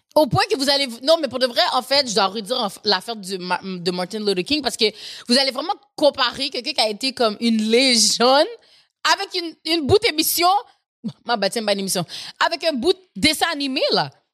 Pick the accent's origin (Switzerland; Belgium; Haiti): Haiti; je suis haïtienne